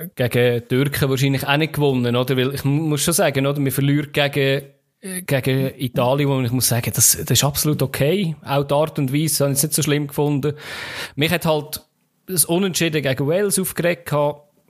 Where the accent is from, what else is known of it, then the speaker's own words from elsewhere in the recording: Switzerland; als Schweizer